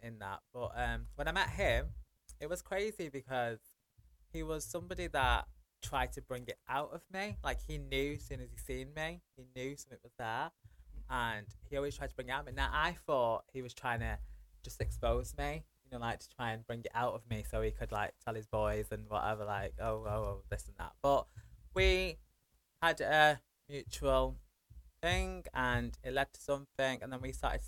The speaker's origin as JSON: {"language": "English", "town": "Manchester", "region": "North West England", "country": "United Kingdom", "tie": "born or raised there", "said": "I grew up in Old Trafford."}